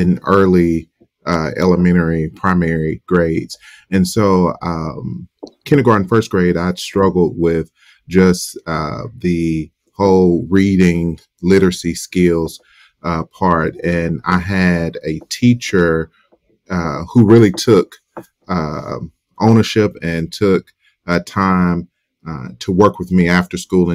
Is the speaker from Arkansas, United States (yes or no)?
yes; Southern Arkansas, United States; I grew up in Southern Arkansas